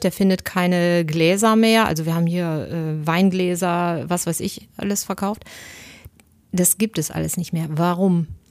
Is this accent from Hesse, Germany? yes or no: no; Bielefeld, North Rhine-Westphalia, Germany; ich komme aus Bielefeld